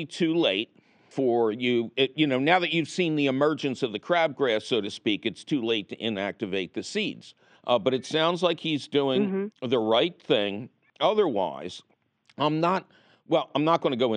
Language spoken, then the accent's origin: English; Philadelphia, Pennsylvania, United States; I grew up in Philly